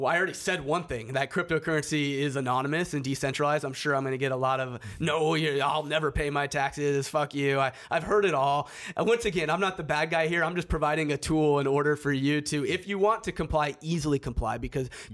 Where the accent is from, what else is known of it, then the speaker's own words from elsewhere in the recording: Seattle, Washington, United States; I'm from Seattle.